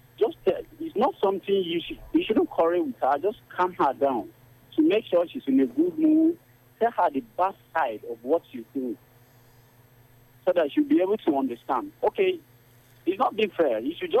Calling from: Garki, Federal Capital Territory, Nigeria; I am calling you from Garki.

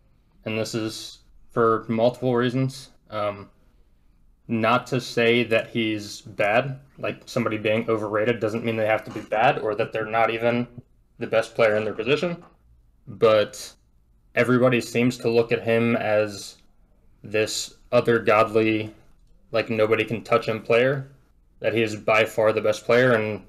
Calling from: Baltimore, Maryland, United States; Baltimore, Maryland.

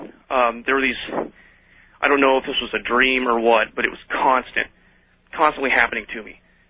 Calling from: Iowa, United States; This is …. I'm calling you from Central Iowa.

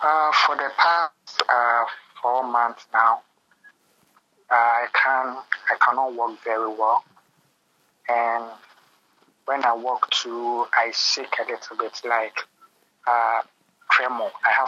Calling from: Accra, Greater Accra, Ghana; I'm calling from the capital. That's Accra.

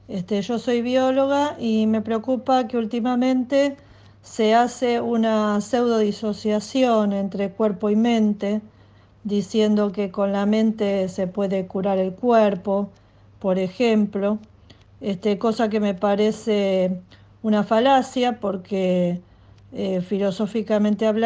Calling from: Buenos Aires, Argentina; de Buenos Aires.

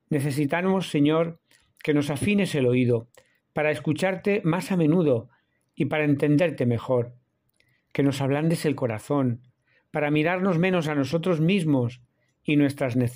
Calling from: Seville, Andalusia, Spain; de la Fraternidad Misionera Verbunday. Os hablo desde Sevilla, hoy jueves 18 de enero.

